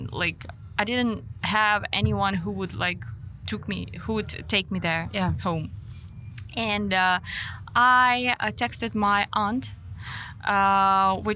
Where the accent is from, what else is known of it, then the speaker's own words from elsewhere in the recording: Ukraine; moved away as an adult; I'm from Ukraine.